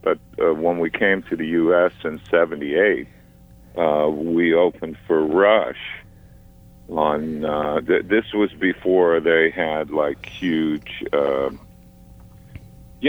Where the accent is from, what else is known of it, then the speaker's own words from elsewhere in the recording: Ottawa, Ontario, Canada; moved away as an adult; also born or lived in Toronto / London, England; I was born in Toronto, but I grew up as a teenager in Ottawa, and that's where I started playing music